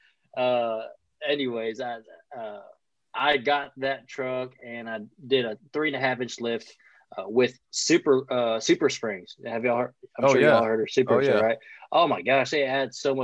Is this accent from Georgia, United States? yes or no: no; Louisiana, United States; I'm down from Louisiana